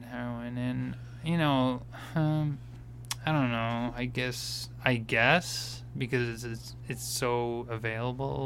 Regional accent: Danvers, Massachusetts, United States; now in Peabody, United States; We went to high school together in Danvers, but I stay in Peabody

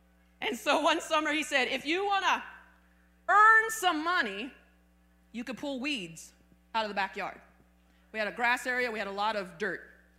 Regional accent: Arizona, United States; Now, I came from Arizona, and the soil in Arizona is hard as a rock.

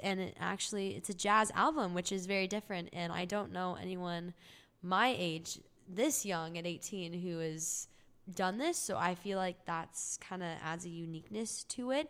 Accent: Orange County, California, United States; moved away as an adult; now in Los Angeles, United States; I'm from Orange County, California, and I lived there all my life.

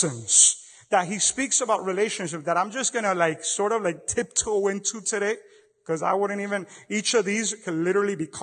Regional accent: Miami, Florida, United States; I come from Miami back in the 80s and 90s

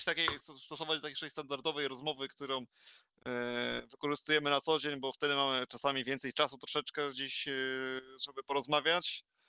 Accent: Zielona Góra, Lubusz Voivodeship, Poland; jestem z Zielonej Góry

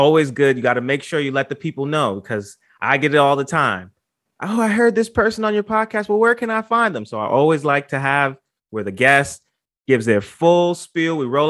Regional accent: New York City, New York, United States; I'm from the Bronx, born and raised

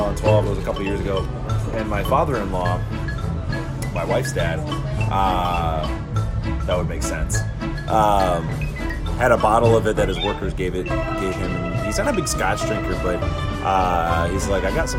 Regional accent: Chicago, Illinois, United States; now in Texas, United States; Chicago, Illinois, my hometown.

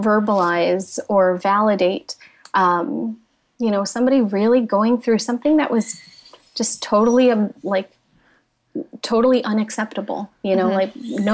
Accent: United States; I grew up in a Filipino-American home.

